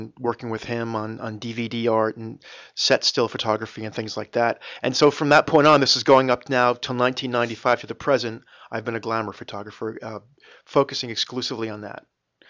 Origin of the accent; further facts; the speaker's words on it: New Jersey, United States; also born or lived in New York City; I'm from New Jersey.